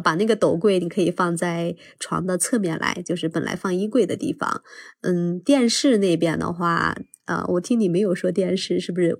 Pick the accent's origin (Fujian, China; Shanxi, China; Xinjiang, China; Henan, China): Shanxi, China; 尽管烟台那边我知道它比我们山西这边要卫生很多